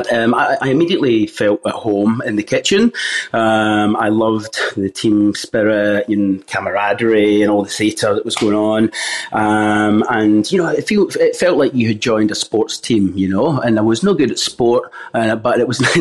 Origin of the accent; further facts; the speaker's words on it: Glasgow, Scotland, United Kingdom; Growing up in Scotland, Glasgow's eastern suburbs, we definitely grew up with a basic diet that you would expect from a normal family in the 80s and 90s.